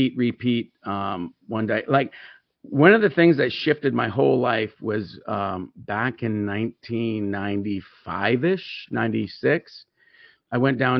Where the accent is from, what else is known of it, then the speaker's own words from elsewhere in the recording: Tyendinaga Mohawk Territory, Ontario, Canada; As many of you know, that I'm a Mohawk. I was raised on the Tandanega Mohawk territory